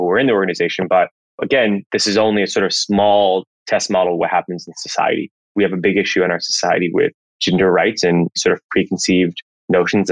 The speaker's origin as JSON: {"language": "English", "town": "Washington", "region": "District of Columbia", "country": "United States", "tie": "born or raised there", "said": "I was raised in Washington, D.C."}